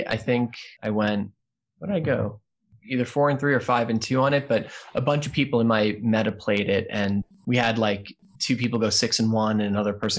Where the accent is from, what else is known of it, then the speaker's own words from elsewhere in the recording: New York, United States; also born or lived in Louisville; now in Virginia, United States; live in Virginia right now, so you know I'm part of the Boswash meta, but I hail, well, not originally, I'm from New York, but prior to this, and when I got into Netrunner, it was in Louisville